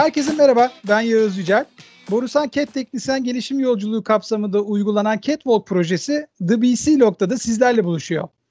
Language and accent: Turkish; Ankara, Turkey; 1968 Ankara doğumluyum.